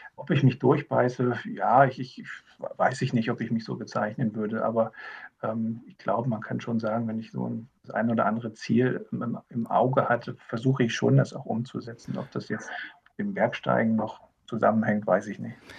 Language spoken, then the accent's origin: German; Havelland, Brandenburg, Germany; bin ich im Havelland geboren und äh, mag diese, diese Region